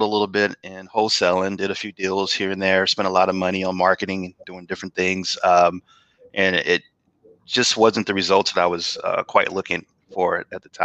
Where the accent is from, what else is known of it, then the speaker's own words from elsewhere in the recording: St. Louis, Missouri, United States; moved away as an adult; now in Atlanta, United States; I'm originally from St. Louis, Missouri. Actually, moved to Atlanta in 2013